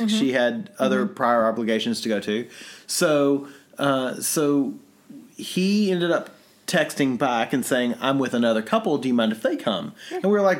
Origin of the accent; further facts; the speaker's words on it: Kentucky, United States; I'm from Kentucky.